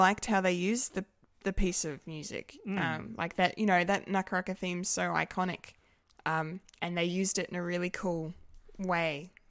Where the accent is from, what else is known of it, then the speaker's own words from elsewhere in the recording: Bendigo, Victoria, Australia; also born or lived in eastern Melbourne; now in Melbourne, Australia; I love my hometown. It's great.